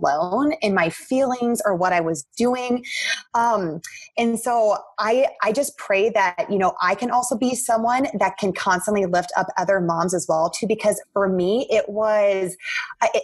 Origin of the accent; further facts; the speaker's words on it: South Dakota, United States; also born or lived in Atlanta / New York City; I grew up in South Dakota